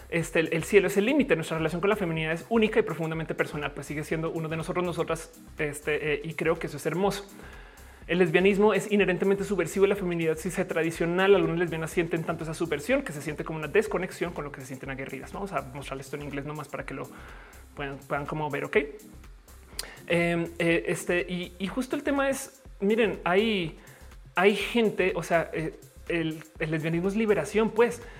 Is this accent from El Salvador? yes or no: no; Mexico; Me explico, yo soy mexicana, eso también.